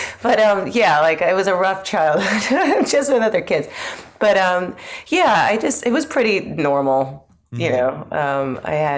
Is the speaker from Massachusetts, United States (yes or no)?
no; Long Island, New York, United States; also born or lived in London; now in Brooklyn, United States; I was born and raised on Long Island.